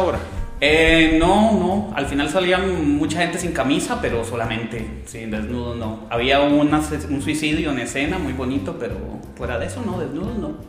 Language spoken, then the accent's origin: Spanish; Costa Rica